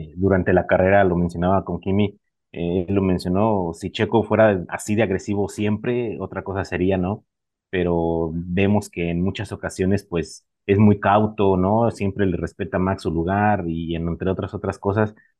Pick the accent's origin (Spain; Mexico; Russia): Mexico; como mexicano, como latino